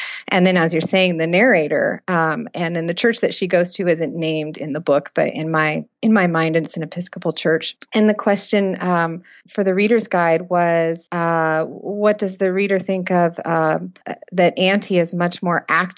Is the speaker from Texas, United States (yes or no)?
no; Fresno, California, United States; Fresno, California.